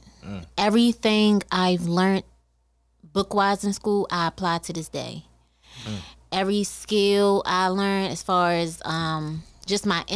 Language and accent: English; Baltimore, Maryland, United States; moved away as an adult; now in Atlanta, United States; I'm from Baltimore. I currently just moved to Atlanta